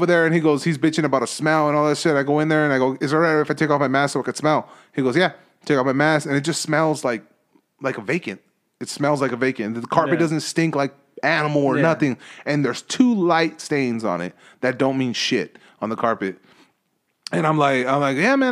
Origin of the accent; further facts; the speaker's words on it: United States; I'm fucking American.